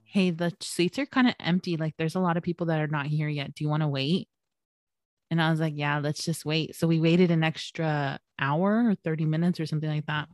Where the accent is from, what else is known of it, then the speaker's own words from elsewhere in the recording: San Gabriel Valley, California, United States; Hiram and I actually grew up in the San Gabriel Valley